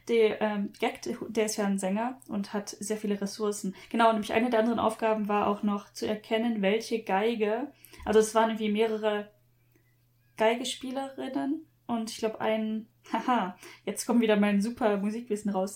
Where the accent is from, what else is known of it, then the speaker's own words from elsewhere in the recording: Germany; now in Japan; Bin ich wirklich in Deutschland aufgewachsen?